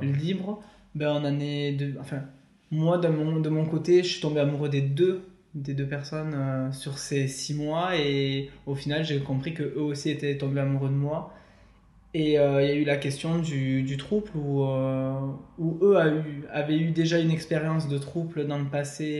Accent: Perpignan, Occitania, France; now in Toulouse, France; je suis de Toulouse, originaire de Perpignan.

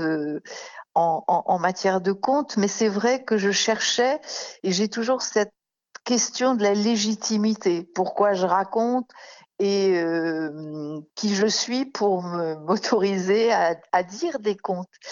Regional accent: Paris, Île-de-France, France; je suis née à Paris et j'y vis en grande partie

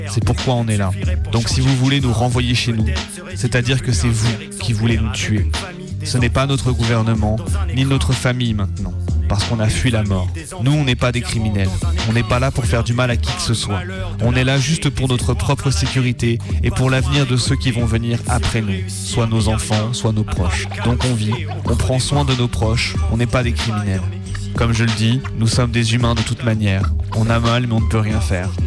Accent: Chad; now in France; Je suis tchadien. Je suis demandeur d'asile parce qu'il y a une situation qui a fait que j'ai dû quitter chez moi. On est arrivé ici en France

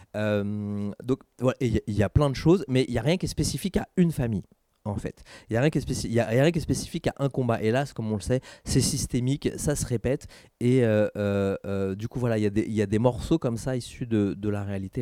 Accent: Saint-Denis, Île-de-France, France; now in Aubervilliers, France; je suis né, j'ai grandi à Saint-Denis, maintenant je vis à Aubert

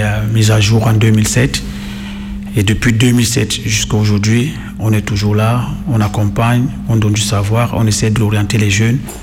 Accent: Cameroon; moved away as an adult; also born or lived in Italy; now in France; J'ai joué un peu dans mon pays, je suis camerounais

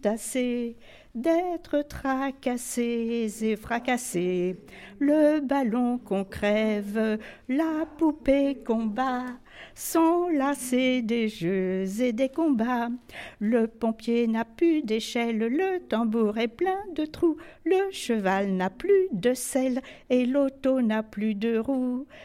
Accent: Enghien-les-Bains, Île-de-France, France; Je suis née à Anguin en 1928

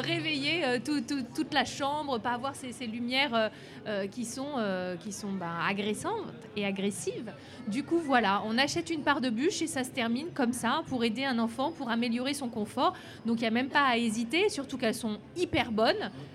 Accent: Lyon, Auvergne-Rhône-Alpes, France; Mais vraiment, je suis lyonnaise

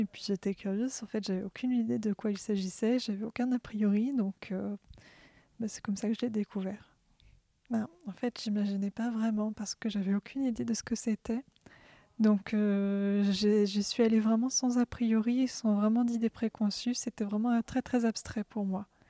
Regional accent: Orléans, Centre-Val de Loire, France; Je suis d'Orléans.

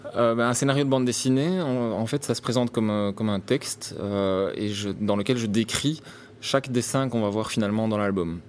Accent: Brussels, Brussels-Capital Region, Belgium; comme je suis bruxellois

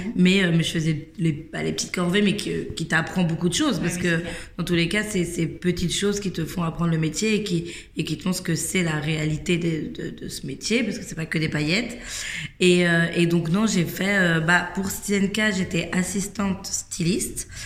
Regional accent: Versailles, Île-de-France, France; j'ai grandi à Versailles

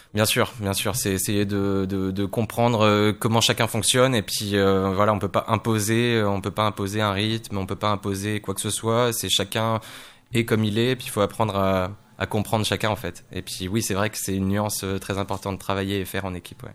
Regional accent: Poitiers, Nouvelle-Aquitaine, France; moved away as an adult; now in Tours, France; à la base, je viens de Poitiers

